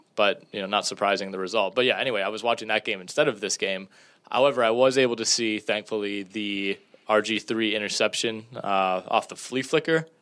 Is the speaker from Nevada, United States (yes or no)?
no; Northeast Wisconsin, United States; which is near my hometown